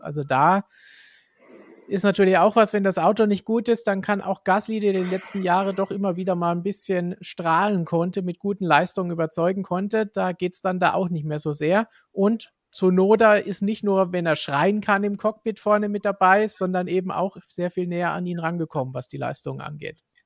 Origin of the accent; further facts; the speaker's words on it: Germany; bei uns in Deutschland und Umgebung